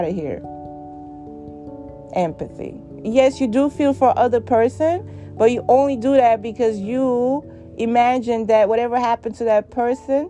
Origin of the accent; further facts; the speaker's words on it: New York City, New York, United States; I give shit to homeless people as a New Yorker every day